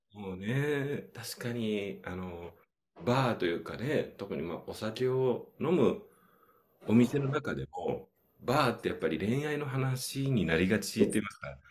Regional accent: Nagoya, Aichi, Japan; born or raised there; also born or lived in Hyogo

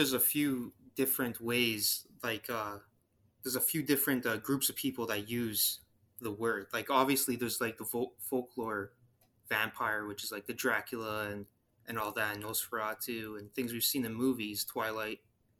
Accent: Ontario, Canada; I'm from Ontario, Canada.

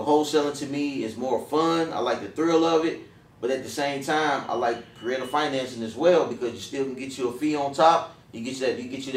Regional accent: Dayton, Ohio, United States; moved away as an adult; I grew up, you know, I'm from Dayton, Ohio. I came down here for college when I turned 18, fresh 18.

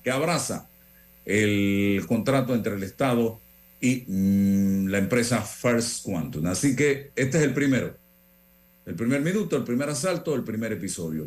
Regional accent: Panama; yo soy panameño, amo mi país

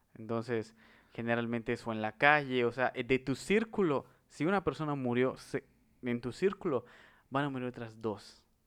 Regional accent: Mexico

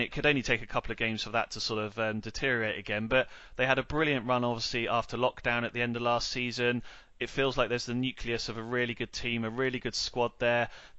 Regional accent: Netley Abbey, South East England, United Kingdom; I'm a Southampton lad, born and bred, Simon. So I grew up and spent 25 years growing up in Netley Abbey. So, you know, that's my neck of the woods.

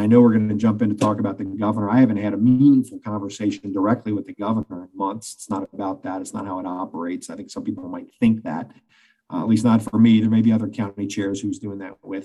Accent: Cincinnati, Ohio, United States; I'm a native West Sider

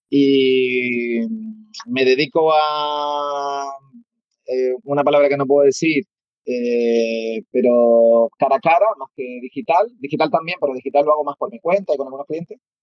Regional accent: Canary Islands, Spain; yo soy un joven canario, un joven canario de 40 años.

